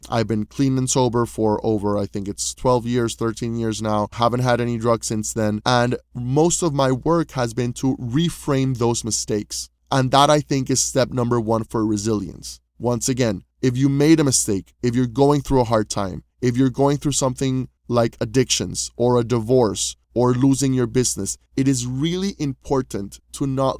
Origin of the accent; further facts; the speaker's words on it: Panama; You know, I was coming from Panama, where in Panama, you know, I was like the soul of the party, and, you know, I had thousands of friends and I really enjoyed my social life.